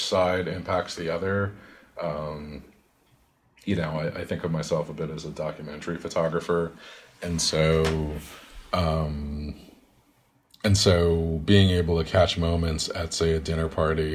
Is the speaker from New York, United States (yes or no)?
yes; New York City, New York, United States; also born or lived in Queens, New York; I was born in Queens, but I've lived in Brooklyn for most of my life